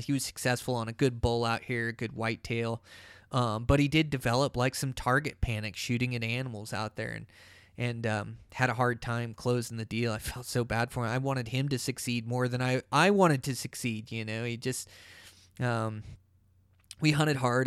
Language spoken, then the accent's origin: English; Pacific Northwest, United States; I come from the Pacific Northwest where there's ferns